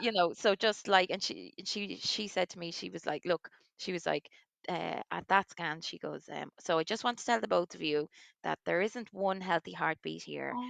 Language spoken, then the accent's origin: English; Waterford, Munster, Ireland; now in Leixlip, Ireland; I'm from Waterford.